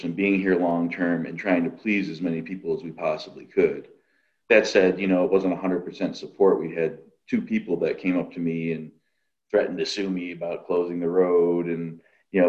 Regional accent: New York, United States; now in Illinois, United States; I'm originally from New York State

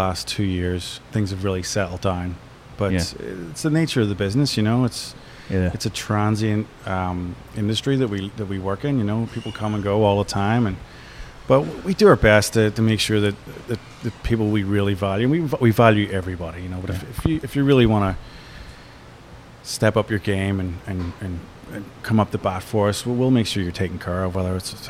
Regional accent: Ireland; moved away; also born or lived in New York; We're all from Ireland, but ultimately lived in New York for 20 years

